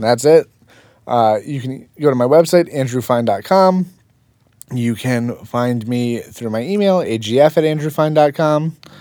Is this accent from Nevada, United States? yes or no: no; Fort Lee, New Jersey, United States; also born or lived in Manhattan / Saddle Brook / Paramus; Born and raised in Fort Lee